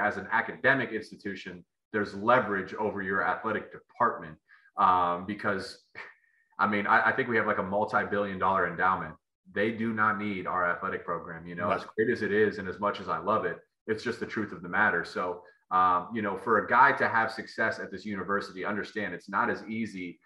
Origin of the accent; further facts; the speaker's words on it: Columbus, Ohio, United States; moved away as an adult; also born or lived in Michigan; I grew up a kid in Columbus, Ohio.